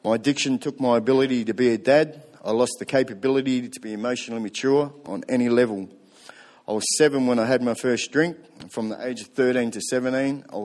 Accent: Tokoroa, Waikato, New Zealand; I was born in New Zealand, Central North Island, in a town called Tokoroa.

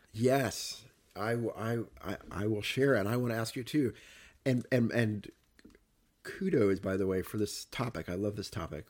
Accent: Cape Girardeau, Missouri, United States; growing up in Cape Torino

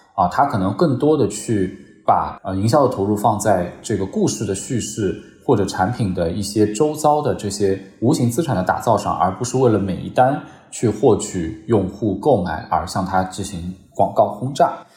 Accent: China; 他没必要来听我们中国人说什么。

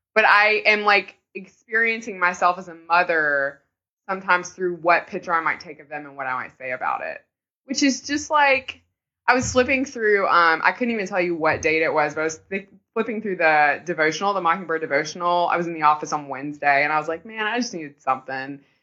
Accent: the South, United States; We're from the South

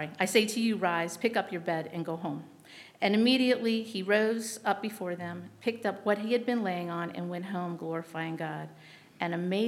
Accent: New England, United States; I grew up in New England, and I'm very familiar with the White Mountains

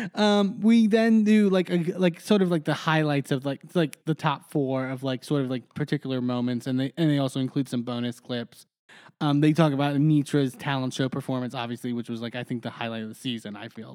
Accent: Texas, United States; moved away as an adult; now in Pittsburgh, United States; I grew up in Texas since I was four years old

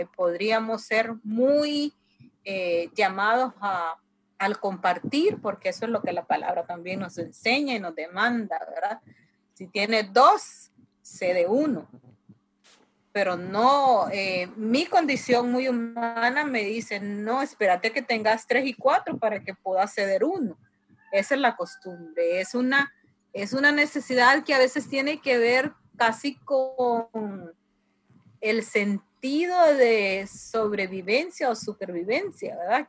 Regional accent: La Ceiba, Atlántida, Honduras; de La Ceiba, Honduras

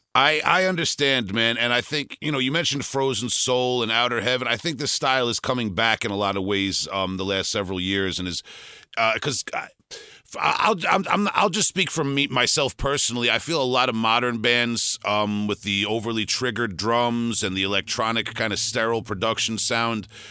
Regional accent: Long Island, New York, United States; I'm from Long Island, New York

